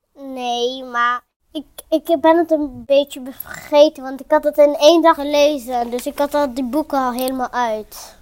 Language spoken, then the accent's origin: Dutch; Netherlands; ik kom gewoon uit Nederland